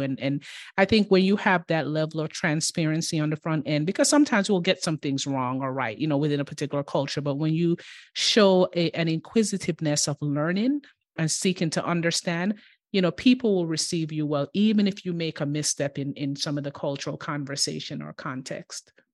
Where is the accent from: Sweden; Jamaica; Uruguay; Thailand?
Jamaica; Kingston; now in United States; I grew up in Kingston in the inner city